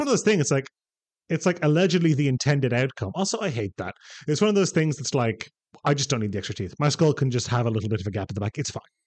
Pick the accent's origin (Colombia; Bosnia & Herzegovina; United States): Bosnia & Herzegovina; I'm from the Balkans, from Bosnia-Herzegovina